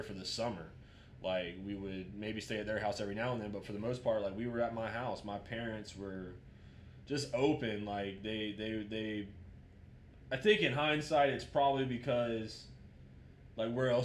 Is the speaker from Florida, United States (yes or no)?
yes; Jacksonville, Florida, United States; Grew up, born and raised in Jacksonville, Florida